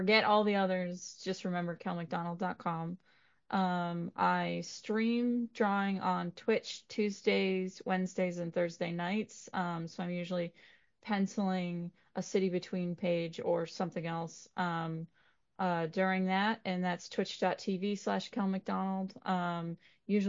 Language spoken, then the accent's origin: English; Waltham, Massachusetts, United States; my hometown is Waltham, Massachusetts